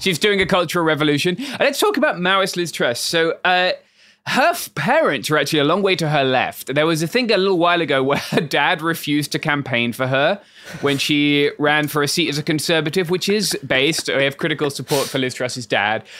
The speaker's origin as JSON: {"language": "English", "country": "United Kingdom", "tie": "born or raised there", "moved": "yes", "said": "my home country"}